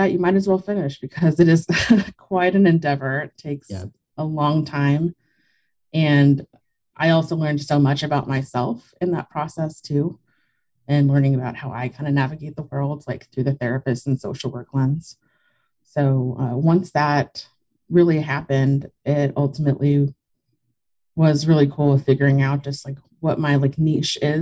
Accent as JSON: {"language": "English", "region": "South Texas", "country": "United States", "tie": "born or raised there", "said": "I grew up in South Texas."}